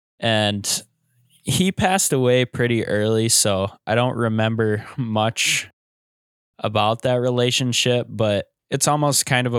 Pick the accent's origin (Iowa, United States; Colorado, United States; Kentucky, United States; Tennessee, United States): Iowa, United States; I grew up and live in Iowa. I'm 23 years old.